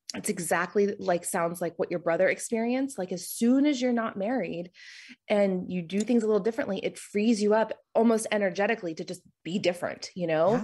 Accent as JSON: {"language": "English", "region": "Florida", "country": "United States", "moved": "as an adult", "lives_now": "Charlotte, United States", "said": "I'm originally from Florida. I moved here right after college"}